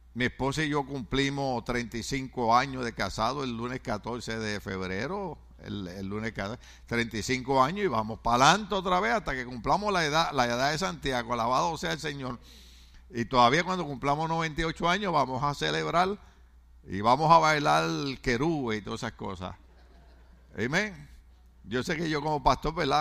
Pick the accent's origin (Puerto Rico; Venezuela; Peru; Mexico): Puerto Rico; en mi país, Puerto Rico